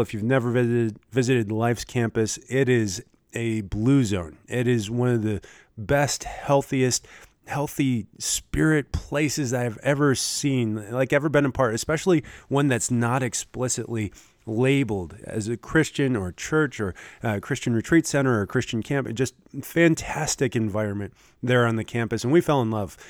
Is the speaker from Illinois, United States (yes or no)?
no; Michigan, United States; now in Lincoln, Nebraska, United States; where I grew up in Michigan